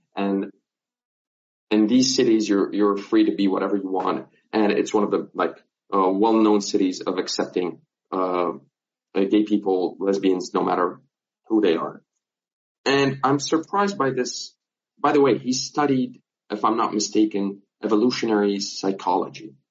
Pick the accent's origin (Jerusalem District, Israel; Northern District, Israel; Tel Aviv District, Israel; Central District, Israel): Northern District, Israel; Nazareth; I'm from Nazareth. I'm from Palestine